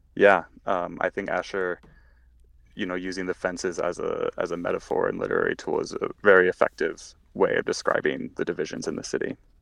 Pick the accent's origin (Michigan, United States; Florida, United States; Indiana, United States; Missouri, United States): Missouri, United States; St. Louis; moved away as an adult; now in Chicago, United States; I grew up in St. Louis. Um, I still call St. Louis home.